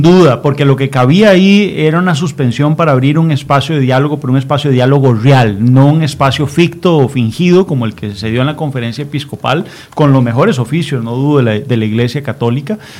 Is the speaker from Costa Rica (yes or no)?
yes; Costa Rica; a mí como costarricense